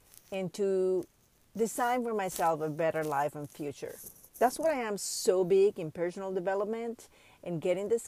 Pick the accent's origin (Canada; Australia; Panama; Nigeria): Panama; I grew up in Panama, third world country from Central America